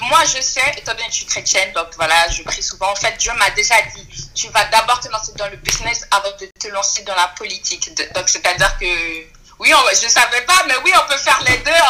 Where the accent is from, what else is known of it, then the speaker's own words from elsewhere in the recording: French Guiana; étant donné que je suis guyanaise d'origine haïtienne